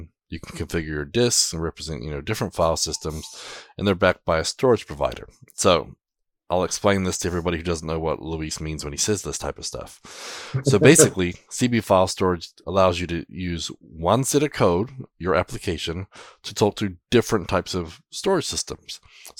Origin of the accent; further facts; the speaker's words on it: New Zealand; now in United States; I'm a Kiwi.